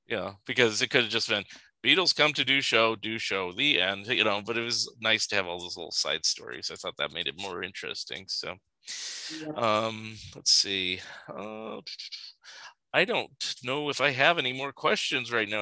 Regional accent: Sunnyvale, California, United States; Where I grew up in California, and there used to be a Toys R Us

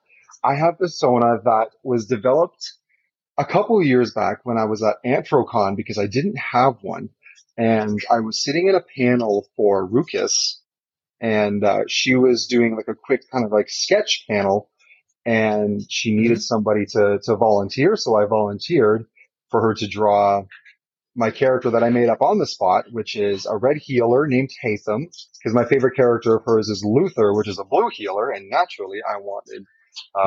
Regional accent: Southern Ontario, Canada; I am from Southern Ontario, just a little bit north of Toronto

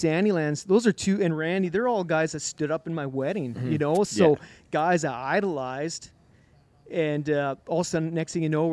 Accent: Ponoka, Alberta, Canada; also born or lived in Wetaskiwin; Growing up in Pinoca, man, the thundering hooves of the Pinoca Stampede

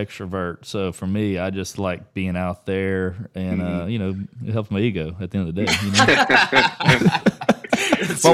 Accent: Louisiana, United States; moved away as an adult; now in Texas, United States; I'm from Louisiana

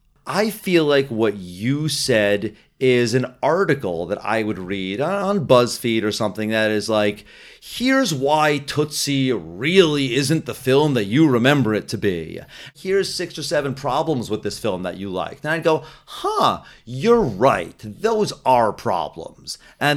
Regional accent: New Jersey, United States; Hey, I'm from Jersey.

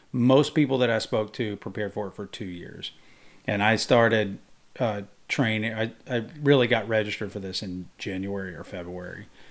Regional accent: Mississippi, United States; I grew up in Mississippi

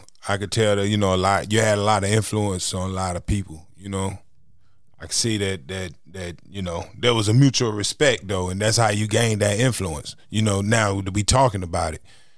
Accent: North Carolina, United States; I'm from North Carolina all my life

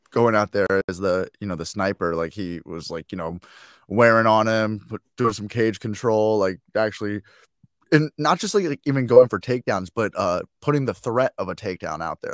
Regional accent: Chicago, Illinois, United States; I'm from Chicago

